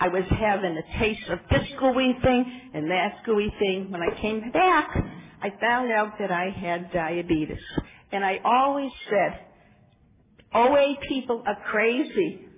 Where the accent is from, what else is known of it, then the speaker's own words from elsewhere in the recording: Massachusetts, United States; now in California, United States; And I came from Massachusetts, and I moved to California in 1979.